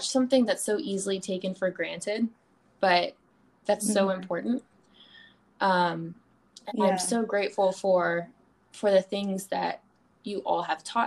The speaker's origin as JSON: {"language": "English", "region": "the South", "country": "United States", "tie": "born or raised there", "also_born_or_lived": "Charleston", "moved": "as an adult", "lives_now": "Los Angeles, United States", "said": "I grew up in the South"}